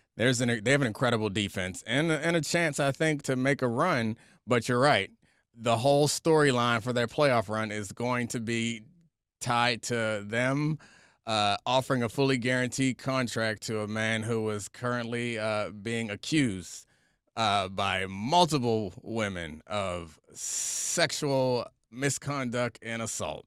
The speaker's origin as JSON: {"language": "English", "town": "Baltimore", "region": "Maryland", "country": "United States", "tie": "born or raised there", "moved": "yes", "lives_now": "Washington, D.C., United States", "said": "I live in D C now and I grew up in Baltimore"}